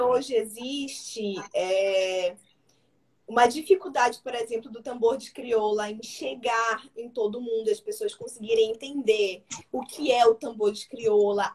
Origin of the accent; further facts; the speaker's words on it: Pará, Brazil; now in Maranhão, Brazil; Eu sou paraense, né? Sou do Pará